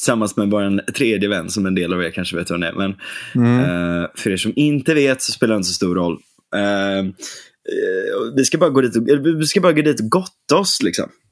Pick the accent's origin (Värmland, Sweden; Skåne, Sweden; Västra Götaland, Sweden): Västra Götaland, Sweden; Gothenburg; now in Huddinge, Sweden; Jag är, jag är född på Salgrenska